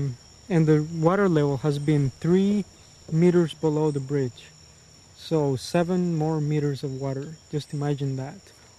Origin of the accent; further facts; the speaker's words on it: Puerto Viejo, Heredia, Costa Rica; I'm from Puerto Viejo. I've been living here all my life.